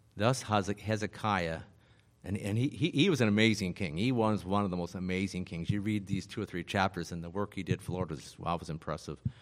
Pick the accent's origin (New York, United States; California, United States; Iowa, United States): Iowa, United States; also born or lived in Las Vegas, Nevada; my father died when I was seven and we moved to Iowa from Vegas